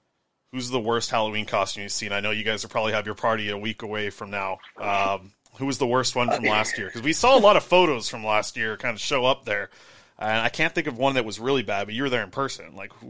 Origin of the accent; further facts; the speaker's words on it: Nanaimo, British Columbia, Canada; he played in my hometown, so 10-year-old me was out there watching him play junior hockey, and the Irwin jerseys at the Frank Crane Arena in Nanaimo